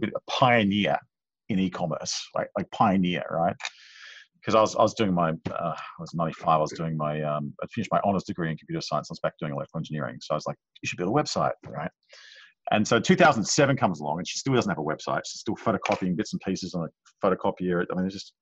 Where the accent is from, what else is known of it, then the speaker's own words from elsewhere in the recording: Jakarta, Indonesia; moved away; I grew up in Jakarta